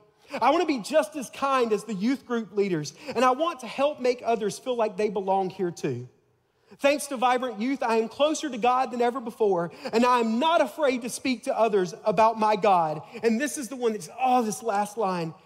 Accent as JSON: {"language": "English", "town": "Tuscaloosa", "region": "Alabama", "country": "United States", "said": "I'm from Tuscaloosa, Alabama, home of the Crimson Tide."}